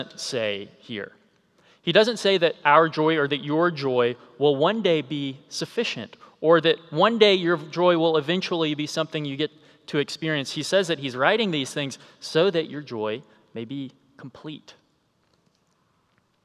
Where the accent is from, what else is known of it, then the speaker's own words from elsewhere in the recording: South Carolina, United States; an Air Force base near my hometown.